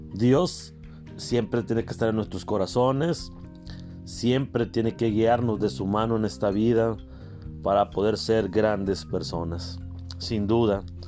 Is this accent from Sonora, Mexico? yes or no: yes; Carbó, Sonora, Mexico; desde mi pueblo querido, desde Carbó, Sonora.